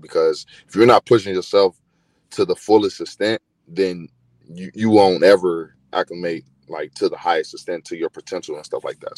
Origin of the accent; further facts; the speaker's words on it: Chicago, Illinois, United States; also born or lived in Eastern Kentucky; I was born in Chicago.